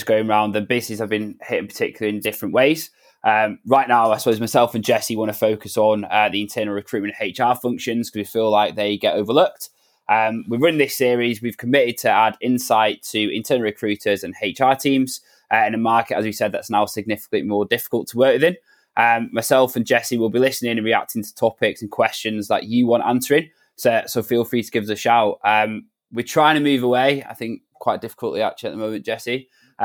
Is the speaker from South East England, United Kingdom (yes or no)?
no; Manchester, North West England, United Kingdom; I'm 27 from Manchester